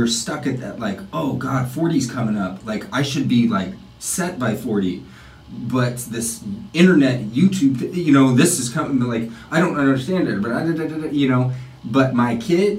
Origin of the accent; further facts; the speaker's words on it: Everett, Washington, United States; now in Los Angeles, United States; I grew up outside of Seattle.